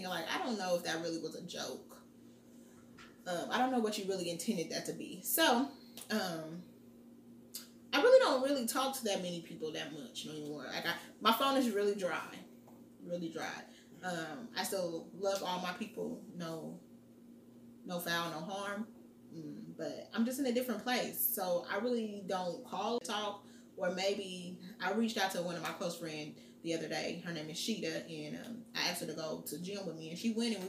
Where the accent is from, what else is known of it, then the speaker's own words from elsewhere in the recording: Muncie, Indiana, United States; now in Indianapolis, United States; I'm from Muncie, Indiana, and I live in Indianapolis, Indiana